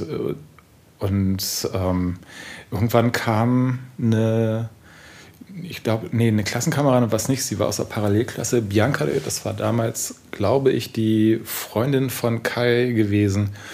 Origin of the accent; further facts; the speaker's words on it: Heilbronn, Baden-Württemberg, Germany; moved away as an adult; also born or lived in Stuttgart, Germany / Garbsen, Germany; now in Berlin, Germany; also wir sind mit zehn sind wir nach Heilbronn gezogen